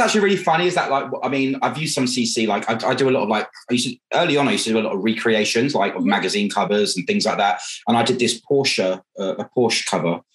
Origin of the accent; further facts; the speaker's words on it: Buckinghamshire, South East England, United Kingdom; I'm British, I'm proper British, um, and I'm from Buckinghamshire